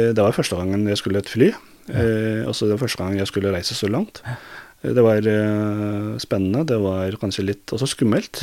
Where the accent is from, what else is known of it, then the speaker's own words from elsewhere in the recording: Turkey; Norwegian is a second language; now in Norway; Jeg er født i Tyrkia